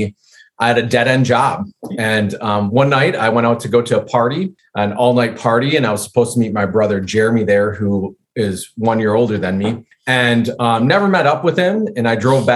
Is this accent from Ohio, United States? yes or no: no; West Bend, Wisconsin, United States; I grew up in the Midwest in Wisconsin, a little bit north of Milwaukee in a small town called West Bend